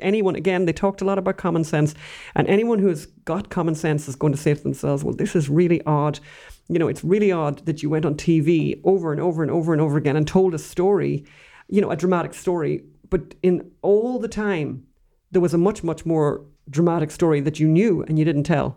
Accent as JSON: {"language": "English", "country": "Ireland", "said": "We're Irish."}